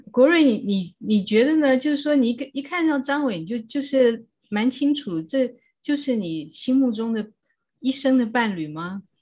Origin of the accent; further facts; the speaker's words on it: Taiwan; 我们都是在台湾长大的